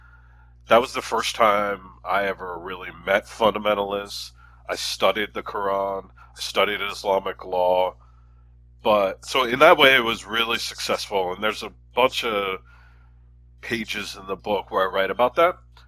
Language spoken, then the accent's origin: English; Philadelphia, Pennsylvania, United States; moved away; also born or lived in Chicago / Washington, District of Columbia, United States; I'm from Philly